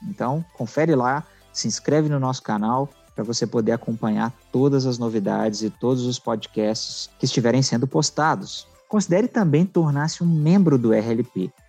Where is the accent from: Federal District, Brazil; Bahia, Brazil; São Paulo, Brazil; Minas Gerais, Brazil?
Minas Gerais, Brazil; accent: mineiro; Minas Gerais, o estado no qual nascemos